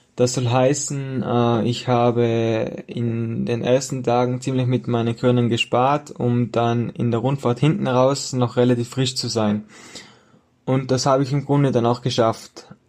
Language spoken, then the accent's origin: German; Tyrol, Austria; wie es sich äh, für einen Tiroler gehört